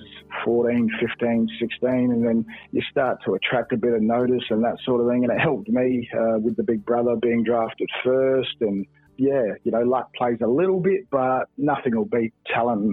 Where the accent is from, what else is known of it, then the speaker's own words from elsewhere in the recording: Adelaide, South Australia, Australia; moved away as an adult; also born or lived in Sydney; growing up in Salisbury North